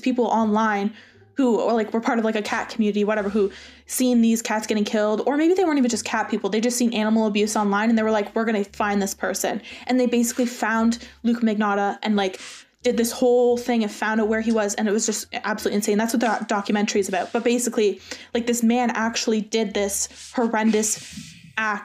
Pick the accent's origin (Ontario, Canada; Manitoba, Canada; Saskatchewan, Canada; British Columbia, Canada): Ontario, Canada; Burlington; my hometown in Burlington. Our hometown in Burlington.